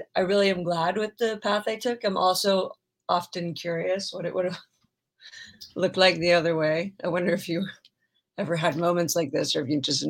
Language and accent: English; Palos Verdes, California, United States; I grew up in Palos Verdes.